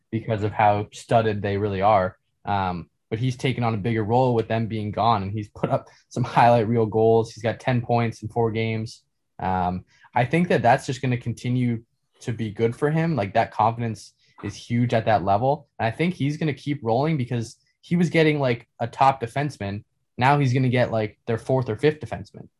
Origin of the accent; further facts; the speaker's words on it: Canada; being Canadian